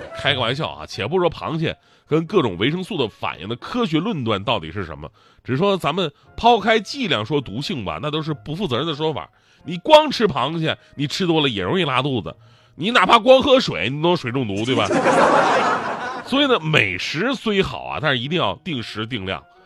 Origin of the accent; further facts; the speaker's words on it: Northeast China, China; 我们东北人